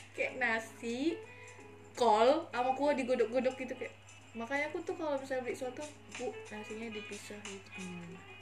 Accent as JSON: {"language": "Indonesian", "town": "Pandan", "region": "North Sumatra", "country": "Indonesia", "moved": "as an adult", "lives_now": "Semarang, Indonesia", "said": "aku kan dari daerah Sumatera Utara, tepatnya oh. di Kabupaten Tapanuli Tengah"}